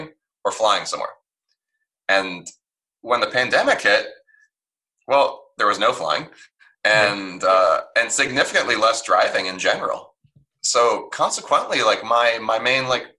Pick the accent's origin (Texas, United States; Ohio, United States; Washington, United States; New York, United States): New York, United States; I'm a New Yorker.